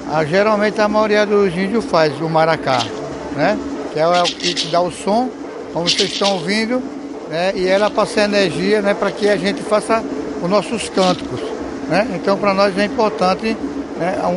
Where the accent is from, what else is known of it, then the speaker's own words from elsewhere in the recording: Senegal; Portuguese is a second language; sou do Senegal.